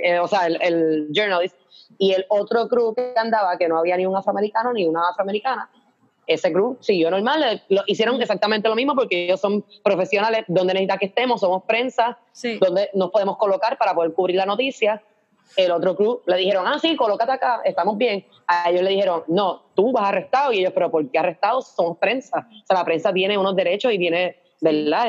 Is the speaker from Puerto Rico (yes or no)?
yes; Puerto Rico; also born or lived in United States; cuando doy el ID de Puerto Rico